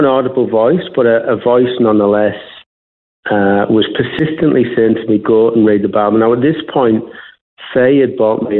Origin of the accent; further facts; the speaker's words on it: Middlesbrough, North East England, United Kingdom; now in Australia; I was born and raised in Middlesbrough in the northeast of England